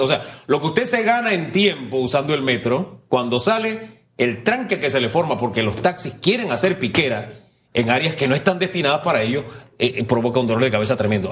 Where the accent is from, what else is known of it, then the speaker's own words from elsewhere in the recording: San Miguelito, Panama; Yo me crié en el Valle de San Isidro, en calle E ahí detrás de la boca del lobo